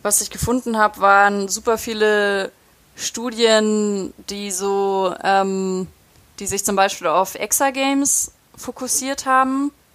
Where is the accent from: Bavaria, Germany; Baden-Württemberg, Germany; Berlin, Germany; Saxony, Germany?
Baden-Württemberg, Germany; Ulm; moved away; in Ulm in meiner Heimatstadt